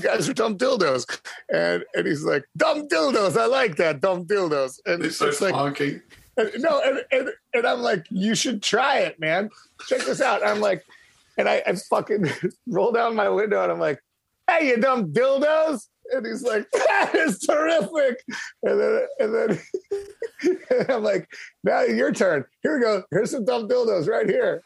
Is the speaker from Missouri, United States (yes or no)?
no; Chicago, Illinois, United States; we're from Chicago